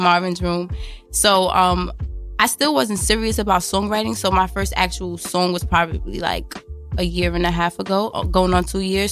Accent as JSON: {"language": "English", "town": "New York City", "region": "New York", "country": "United States", "tie": "born or raised there", "said": "I was originally from Brownsville, Ocean Hill, Brownsville"}